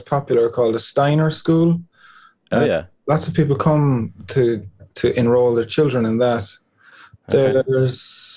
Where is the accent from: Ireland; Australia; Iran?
Ireland; Cork, Munster; moved away as an adult; now in Ennistymon, Ireland; I grew up in Cork, but I moved here